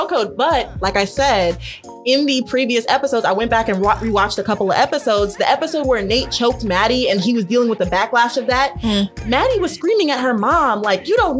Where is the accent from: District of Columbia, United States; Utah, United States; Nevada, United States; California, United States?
Nevada, United States; Las Vegas; moved away; I grew up in Vegas.